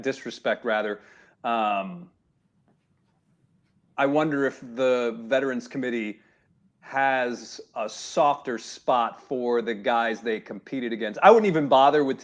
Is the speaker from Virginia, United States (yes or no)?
no; Harrisburg, Pennsylvania, United States; moved away; I came from Harrisburg, Pennsylvania